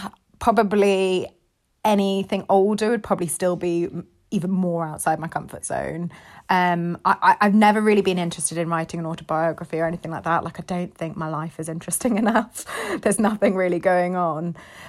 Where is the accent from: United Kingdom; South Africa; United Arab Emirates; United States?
United Arab Emirates; Dubai; it's basically kind of my life growing up in Dubai